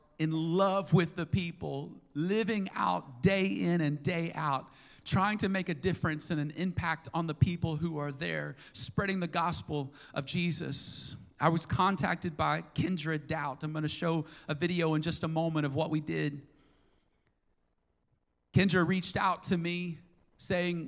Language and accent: English; United States; as American citizens